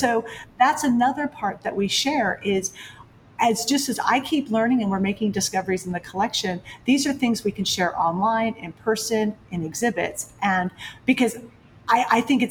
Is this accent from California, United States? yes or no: yes; San Francisco, California, United States; also born or lived in New York; I grew up in San Francisco